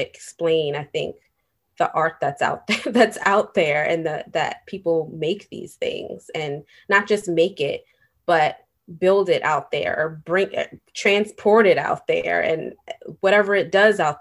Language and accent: English; New York City, New York, United States; as a New Yorker